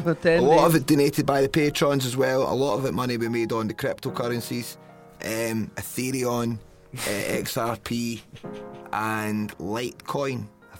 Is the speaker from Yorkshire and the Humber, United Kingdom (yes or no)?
no; London, United Kingdom; London was great. Shout out to my hometown.